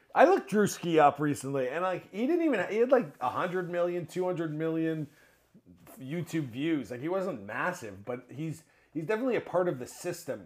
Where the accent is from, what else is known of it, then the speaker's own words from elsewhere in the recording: Mississauga, Ontario, Canada; I grew up in Mississauga.